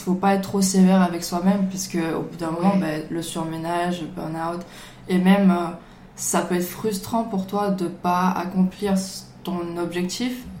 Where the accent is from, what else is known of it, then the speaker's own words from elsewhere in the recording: Marseille, Provence-Alpes-Côte d'Azur, France; je viens de Marseille